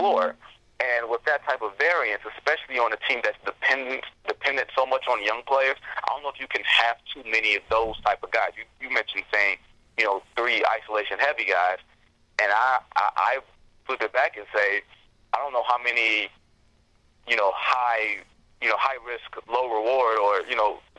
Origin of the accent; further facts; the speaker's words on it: Detroit, Michigan, United States; now in Chicago, United States; I'm from Detroit